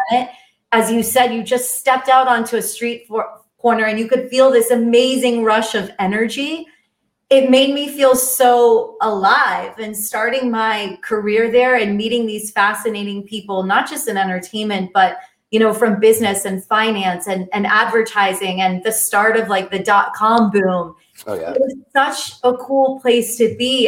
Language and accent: English; Miami, Florida, United States; moved away as an adult; also born or lived in New York; growing up in Miami